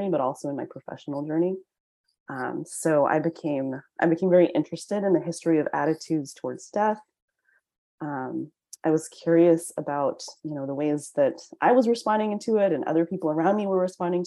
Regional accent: United States; I'm Chinese American

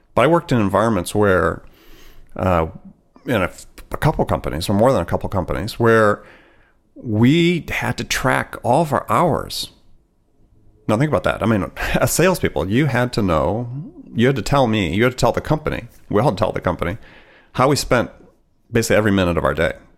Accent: Wisconsin, United States; I grew up in Wisconsin

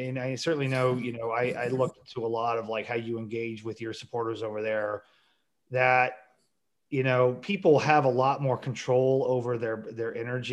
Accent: Springfield, Missouri, United States; I'm from the Springfield area

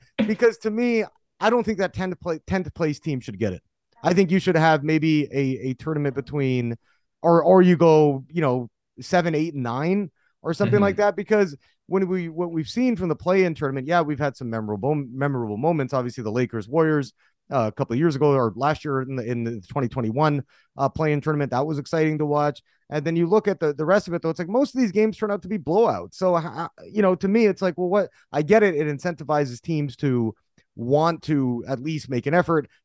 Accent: Vancouver, British Columbia, Canada; I grew up in Vancouver, Canada, you know, just down the road, the I-5 from Seattle.

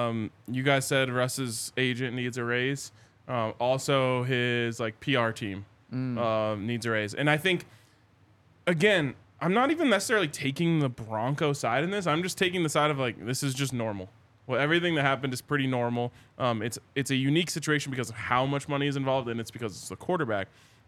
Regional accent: Charlotte, North Carolina, United States; I was from Charlotte.

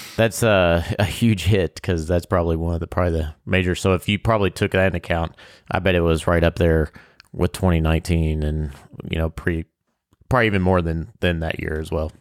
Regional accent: Kentucky, United States; we are from Kentucky

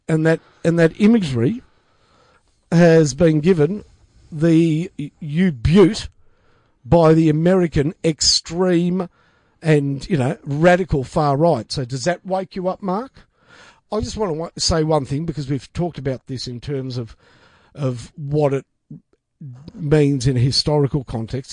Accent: Australia; I identify as an Australian first, foremost and last

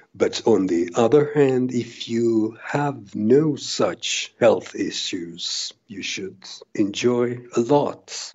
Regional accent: Helsinki, Uusimaa, Finland; I'm from Helsinki, Finland, and I'm the chairman of the Finnish Salty Licorice Association

